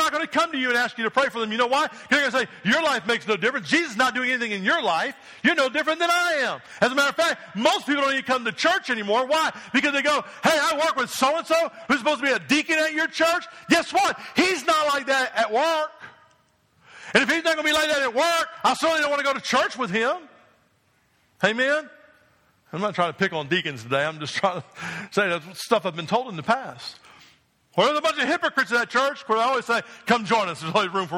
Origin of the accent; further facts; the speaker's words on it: New Jersey, United States; moved away; I grew up in New Jersey